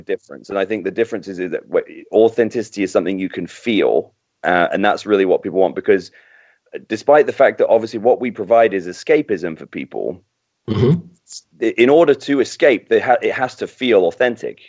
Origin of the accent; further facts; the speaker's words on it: Docking, East of England, United Kingdom; also born or lived in King's Lynn; now in United States; I was born in Kings Lynn, which is about 15 miles from from Docking, where I was. You know, I grew up, and um, yeah, my parents still live there